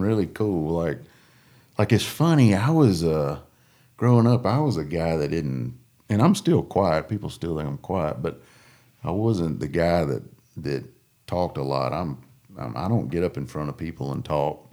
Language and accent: English; Coosa and Alabama River, United States; growing up on the Coosa and the Alabama River